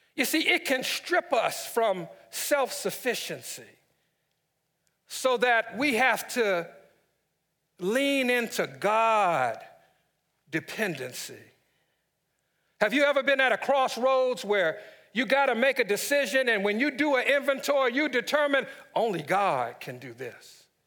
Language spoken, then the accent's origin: English; Washington, District of Columbia, United States; my hometown, D C